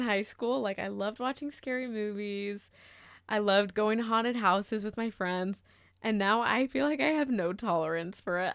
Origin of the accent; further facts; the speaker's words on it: Murrieta, California, United States; moved away; I grew up in Marietta, California. That is Southern California, in between L A and San Diego.